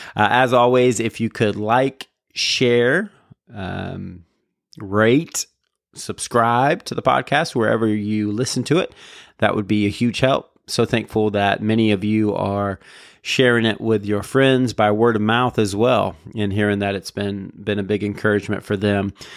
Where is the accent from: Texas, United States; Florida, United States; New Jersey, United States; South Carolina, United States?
Florida, United States; Jacksonville; also born or lived in Raleigh, North Carolina; I'm from Jacksonville